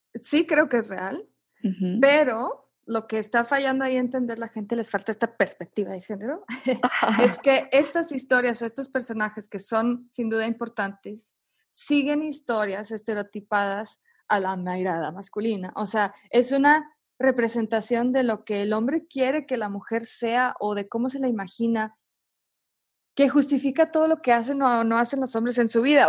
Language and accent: Spanish; Mexico; nosotros como mexicanas y mexicanos